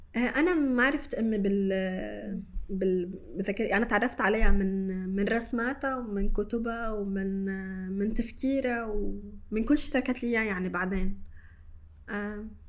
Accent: Shatila refugee camp, Beirut, Mount Lebanon, Lebanon; انا من مخيم شتيله انا اليوم ماني ساكنه من هون تحت بس انا جدا افخر وانتمي لهذا المكان يلي انا خلقت وتربيت فيه

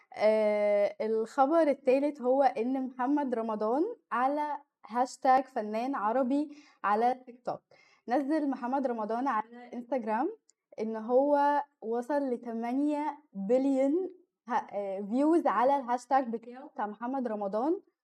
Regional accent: Egypt; احنا كمصريين

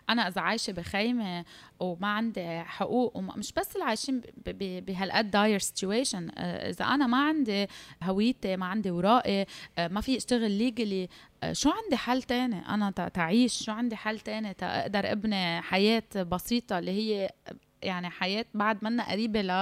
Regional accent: Syria; now in Lebanon; تخيل انت مجرد انك سوري انه يمكن لو لهجتي لبنانيه ما حدا بيدرى فيي ممنوع اظهر من بيتي

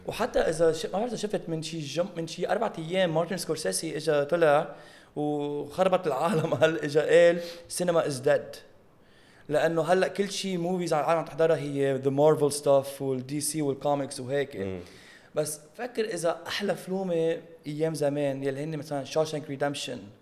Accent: Lebanon; now in United States; نحن بلبنان

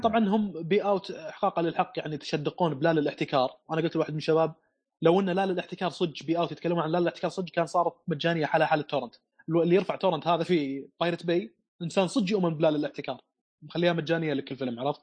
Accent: Saudi Arabia; عندنا في السعوديه

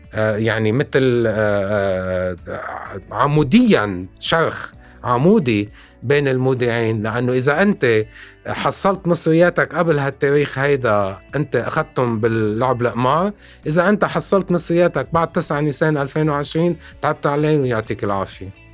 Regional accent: Lebanon; نحن عندنا بلبنان

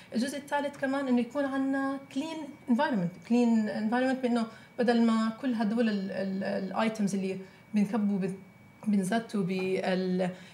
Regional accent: Palestine; moved away; انا فلسطينيه زوجي لبناني

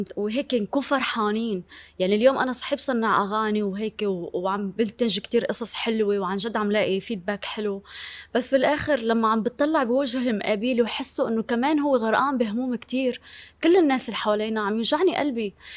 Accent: Syria; moved away as an adult; now in Lebanon; انا بحب اهل ضيعتي وبحترم افكارهم وعاداتهم وتقاليدهم

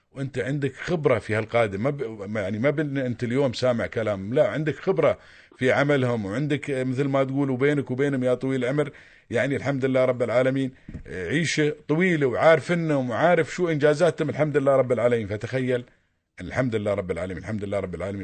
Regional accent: United Arab Emirates; عندنا في الإمارات هنا

